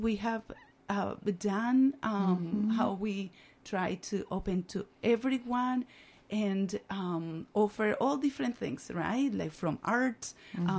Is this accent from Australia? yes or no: no; Barranquilla, Atlántico, Colombia; English is a second language; moved away as an adult; now in Northfield, United States; I'm originally from Barranquilla, Colombia, on the coast